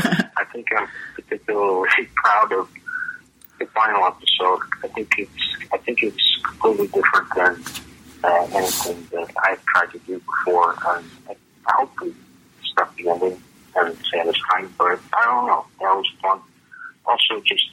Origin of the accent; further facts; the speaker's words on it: Buffalo, New York, United States; I love Erie because I grew up on it in Buffalo